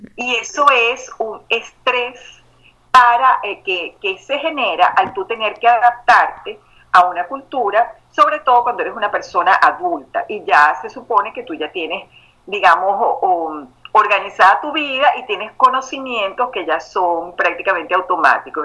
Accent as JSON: {"language": "Spanish", "country": "Venezuela", "tie": "born or raised there", "moved": "as an adult", "lives_now": "Houston, United States", "said": "me crié en Venezuela"}